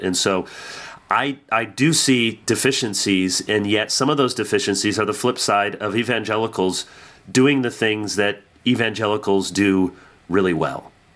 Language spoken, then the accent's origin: English; Midwest, United States; growing up in the Midwest